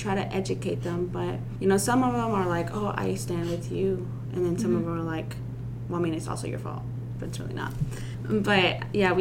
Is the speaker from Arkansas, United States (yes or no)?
yes; Russellville, Arkansas, United States; also born or lived in Guerrero, Mexico; I'm from Russellville